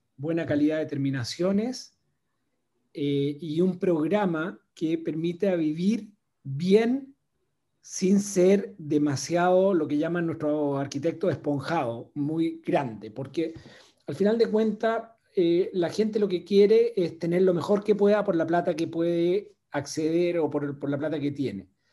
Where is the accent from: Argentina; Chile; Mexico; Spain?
Chile; moved away as an adult; also born or lived in Venezuela / Brazil; viví en Venezuela trabajando por la empresa y en Brasil. Y cuando llegó el momento de volver a Chile